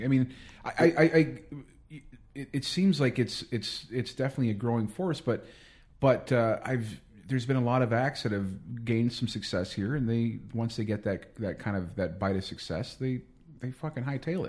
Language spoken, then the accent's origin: English; United States; I grew up in the States. I'm American